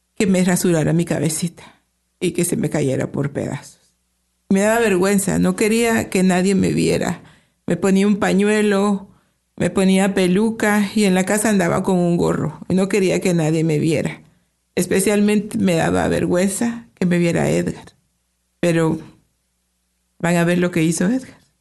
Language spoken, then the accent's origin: Spanish; Guatemala; moved away as an adult; also born or lived in Chicago, United States; now in Toronto, Canada; somos de Guatemala. Los dos somos de Guatemala. Tenemos 31 años ah, de vivir en Canadá